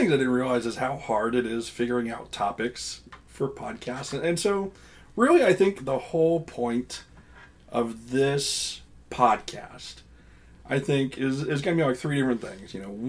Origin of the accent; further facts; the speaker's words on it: Eastern Kentucky, United States; also born or lived in South Carolina; I live in Eastern Kentucky and have for most of my life. There were three awkward years in South Carolina, but you know, mom and dad realized, no, we need to go back to Kentucky.